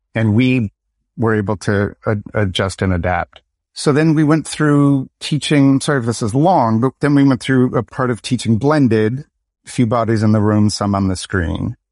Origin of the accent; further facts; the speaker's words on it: Lansing, Michigan, United States; I'm from, born in Lansing, Michigan